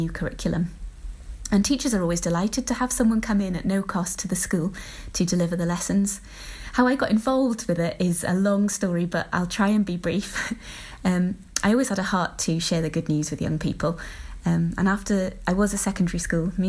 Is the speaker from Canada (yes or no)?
no; Pembrokeshire, Wales, United Kingdom; I grew up here in Pembrokeshire